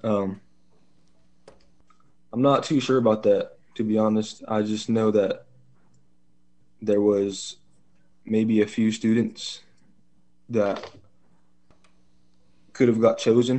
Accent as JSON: {"language": "English", "town": "Ukiah", "region": "California", "country": "United States", "tie": "born or raised there", "also_born_or_lived": "Covelo, California", "first_language": "English", "said": "I was born in Ukiah, California."}